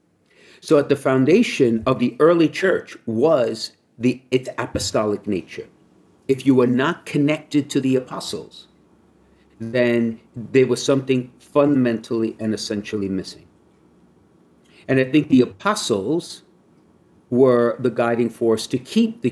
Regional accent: New York City, New York, United States; I grew up in Brooklyn

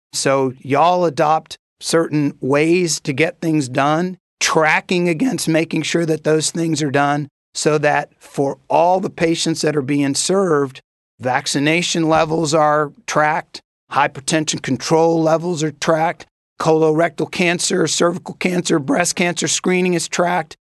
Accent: Corpus Christi, Texas, United States; moved away; also born or lived in Dominican Republic; I grew up the formative years of my life in Corpus Christi, Texas

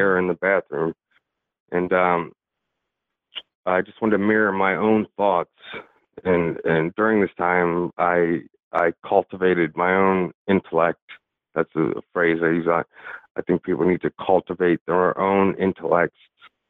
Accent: York, Pennsylvania, United States; I was born and raised in York, Pennsylvania

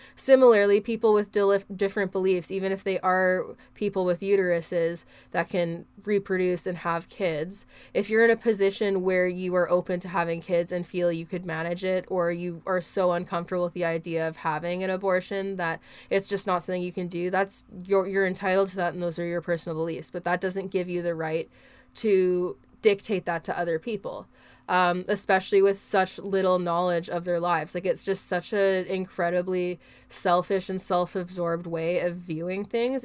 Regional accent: Canada; I'm a Canadian

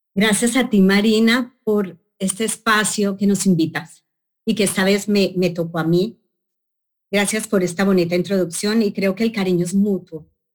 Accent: Colombia; moved away; en Bogotá, Colombia, en mi país

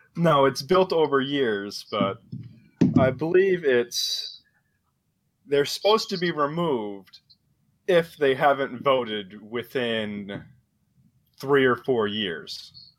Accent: Rhode Island, United States; my home state right now, Rhode Island

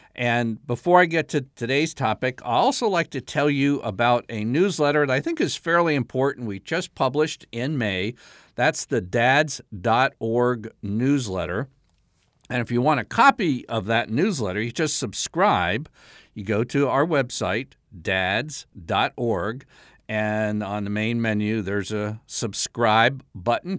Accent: South Carolina, United States; my home state, South Carolina

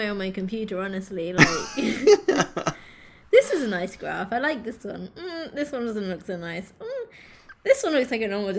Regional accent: United Kingdom; being British

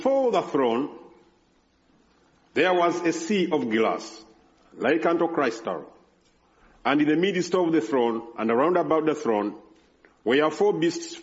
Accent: Uganda; English is a second language; moved away; There in Uganda, I can speak well than I can do here because I'm speaking in my native language

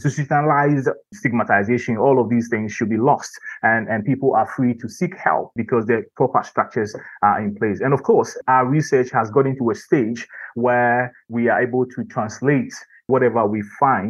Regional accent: Ghana; growing up in Ghana

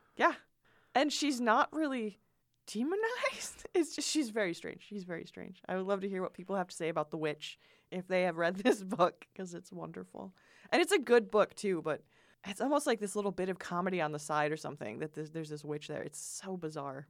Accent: Michigan, United States

